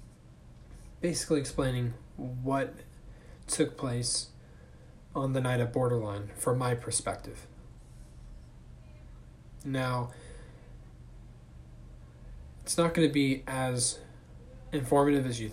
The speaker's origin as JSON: {"language": "English", "town": "Thousand Oaks", "region": "California", "country": "United States", "tie": "born or raised there", "said": "my hometown of Thousand Oaks, California"}